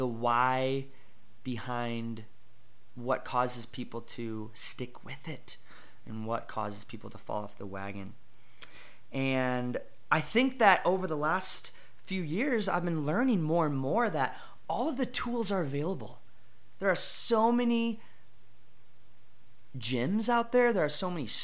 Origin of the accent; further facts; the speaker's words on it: Kenosha, Wisconsin, United States; I am from Kenosha, Wisconsin. Good old Kenosha. It's great. Loved it.